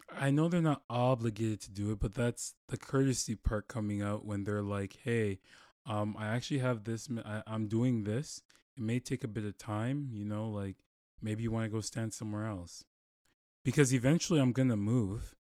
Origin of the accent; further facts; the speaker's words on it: Toronto, Ontario, Canada; moved away; I'm from Toronto